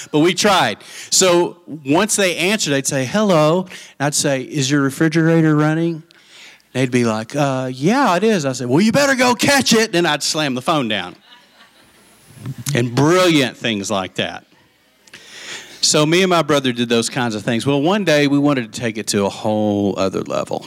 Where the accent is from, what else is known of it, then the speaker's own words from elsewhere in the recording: Lubbock, Texas, United States; also born or lived in Post, Texas; when we moved from Lubbock to Post